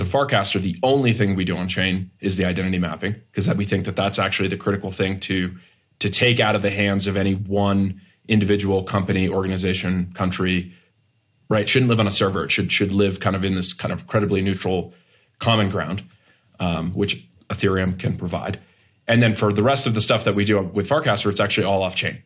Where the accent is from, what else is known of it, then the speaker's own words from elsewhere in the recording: Massachusetts, United States; moved away as an adult; also born or lived in Boston / Silicon Valley; I grew up in Massachusetts, went to school on the East Coast, worked in Boston for a few years and then moved to Silicon Valley in twenty thirteen